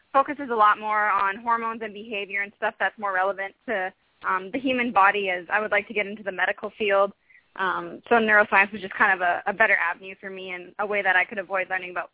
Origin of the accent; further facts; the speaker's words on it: Vancouver, British Columbia, Canada; a very big um, medical school back home in Vancouver.